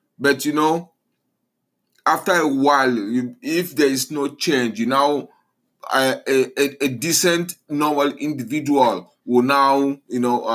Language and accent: English; Nigeria; being a Nigerian myself